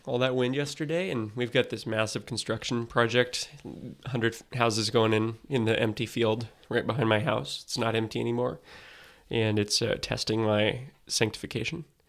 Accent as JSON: {"language": "English", "country": "United States", "said": "as Americans"}